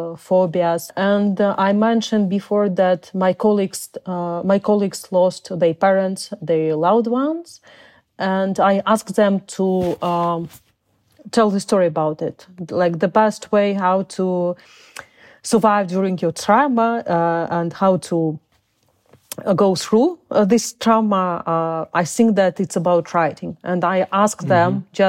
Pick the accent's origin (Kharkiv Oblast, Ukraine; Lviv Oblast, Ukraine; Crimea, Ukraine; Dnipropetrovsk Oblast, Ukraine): Crimea, Ukraine; English is a second language; also born or lived in Uzbekistan; I was born in Soviet Union. I was born in Uzbekistan, and because people of my nation were terribly deported by Stalin, in order of Stalin, mm-hmm. and then we came back to Crimea.